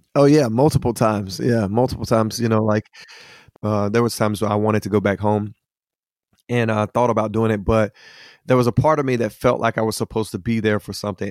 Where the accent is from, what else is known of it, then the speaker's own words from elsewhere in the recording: Hickory, North Carolina, United States; I'm originally from Hickory, North Carolina, uh, from a, a big blended family of, of twelve children. And, uh, I kinda grew up in the area there